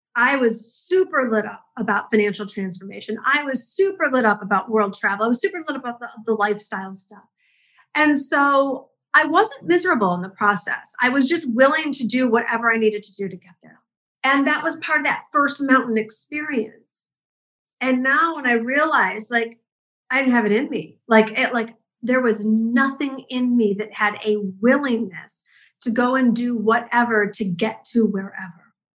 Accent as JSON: {"language": "English", "town": "Detroit", "region": "Michigan", "country": "United States", "tie": "born or raised there", "said": "I grew up in the Midwest. I'm a school teacher's kid from Detroit"}